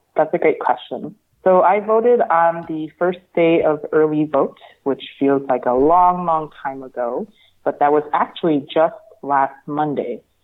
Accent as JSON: {"language": "English", "town": "Houston", "region": "Texas", "country": "United States", "said": "I am from Houston, Texas"}